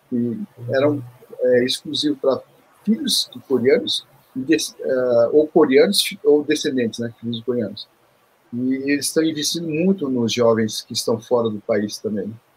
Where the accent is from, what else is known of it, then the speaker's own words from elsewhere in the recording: Seoul, South Korea; born there; Eu, vim da, eu nasci em Seul, na Coreia